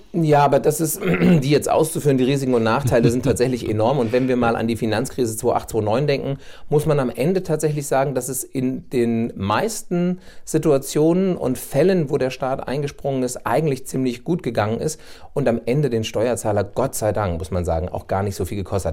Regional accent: Bad Vilbel, Hesse, Germany; also born or lived in Hanau / Berlin; bin ich wieder zurückgekommen in meine Heimatstadt nach Bad Vilbel

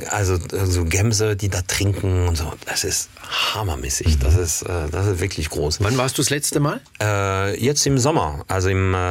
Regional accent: Paris, Île-de-France, France; German is a second language; Also als Kind war ich oft in der Provence, weil ich, also eigentlich bin ich in Paris aufgewachsen, geboren, mhm. aufgewachsen

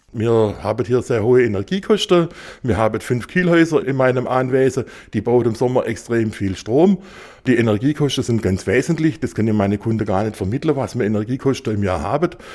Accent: Swabia, Germany; als Schwabe

